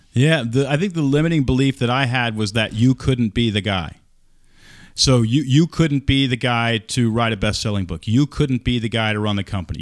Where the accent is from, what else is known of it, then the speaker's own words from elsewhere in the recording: Texas, United States; moved away; also born or lived in Oregon; I grew up in Texas